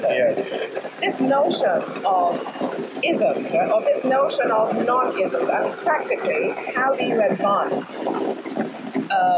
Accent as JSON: {"language": "English", "country": "Hong Kong", "tie": "born or raised there", "also_born_or_lived": "England", "said": "growing up in Hong Kong and studying in England, in the West"}